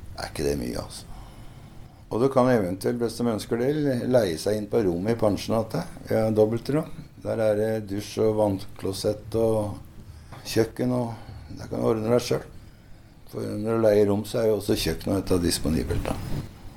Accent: Hønefoss, Buskerud, Norway; Og jeg er jo fra Hønefoss

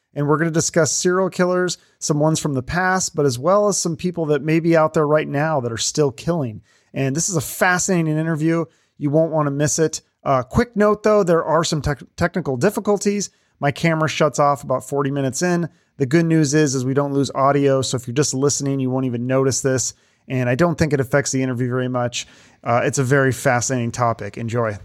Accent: Seattle, Washington, United States; I'm from Seattle, I grew up in Seattle

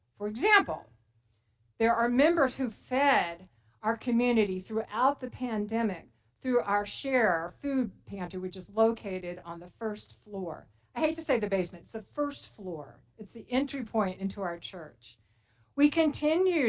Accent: Texas, United States; moved away as an adult; now in Placerville, United States; I am very proud to be a Texan.

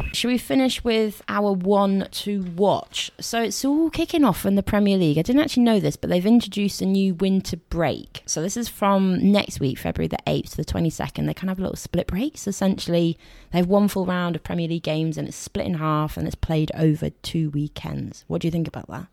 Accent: Somerset, South West England, United Kingdom; we're from Somerset

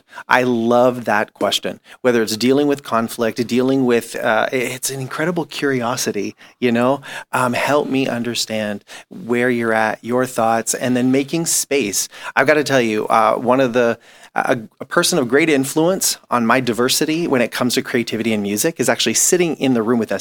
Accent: Toronto, Ontario, Canada; growing up in Toronto and Scarborough

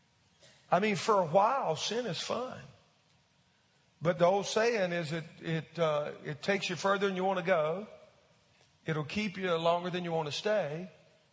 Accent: United States; as an American

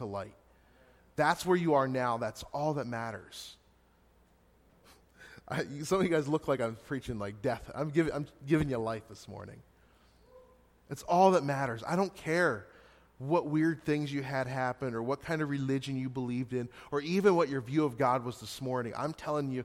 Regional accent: Hanover, Pennsylvania, United States; moved away as an adult; also born or lived in Gettysburg, Pennsylvania; now in Scranton, United States; I was just in my hometown, Hanover, 2 weeks ago

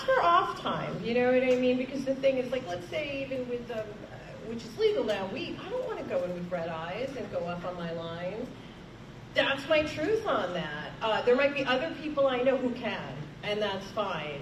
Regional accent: New York City, New York, United States; as a New Yorker

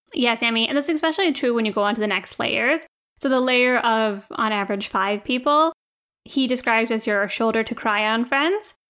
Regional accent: India; now in United States; we're Indian, we take care of our family

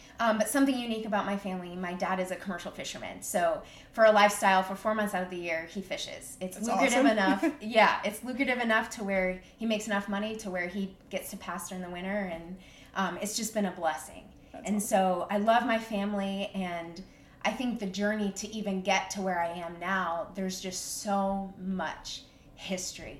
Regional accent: Alaska, United States; born and raised in Alaska

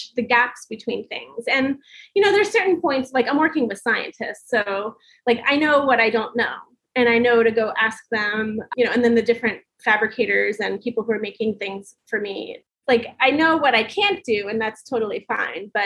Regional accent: Long Beach Island, New Jersey, United States; I grew up on Long Beach Island

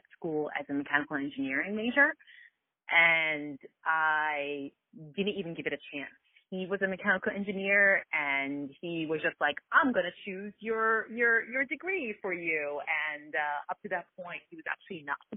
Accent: Philadelphia, Pennsylvania, United States; also born or lived in Kuwait; I was born in Kuwait, and it was a complete fluke how my family and I ended up here in Philadelphia

